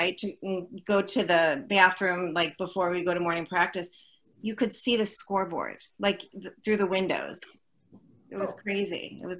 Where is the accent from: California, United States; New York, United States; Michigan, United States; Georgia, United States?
New York, United States; Buffalo; And I mean, I'm from Buffalo. I swam with Sherry growing up.